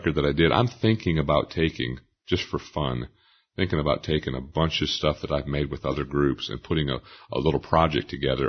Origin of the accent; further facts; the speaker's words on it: Port Clinton, Ohio, United States; I grew up in Port Clinton, Ohio, and we really didn't have any kind of gospel music at all.